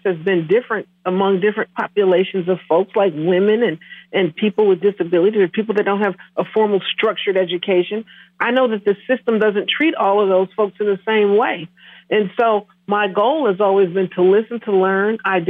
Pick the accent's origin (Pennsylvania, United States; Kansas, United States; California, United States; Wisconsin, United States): Wisconsin, United States; Milwaukee; also born or lived in Menomonie, Wisconsin / Oshkosh, Wisconsin; I was born and raised in Milwaukee, Wisconsin